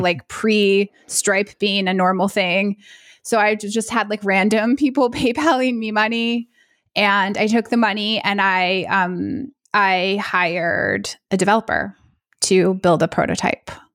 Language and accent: English; United States; I'm American